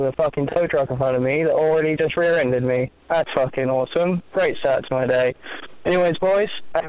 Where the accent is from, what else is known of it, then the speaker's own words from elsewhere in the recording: England, United Kingdom; now in United States; I'm an Englishman living in the United States.